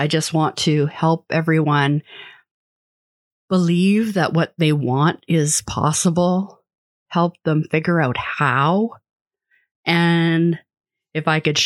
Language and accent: English; Vancouver, British Columbia, Canada; I grew up in Vancouver